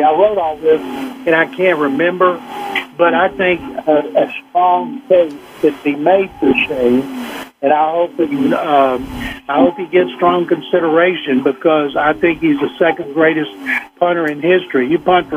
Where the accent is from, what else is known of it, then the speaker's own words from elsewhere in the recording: Waco, Texas, United States; my hometown of Waco, Texas